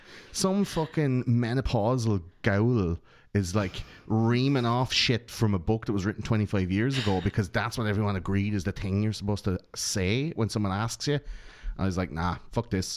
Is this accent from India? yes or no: no; Ireland; we grew up in Catholic Ireland.